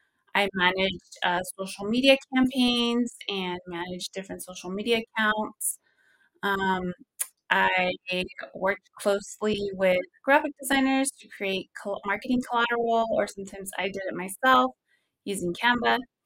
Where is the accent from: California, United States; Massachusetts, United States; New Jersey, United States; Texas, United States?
California, United States; I personally enjoy it because I'm originally from the Central Valley.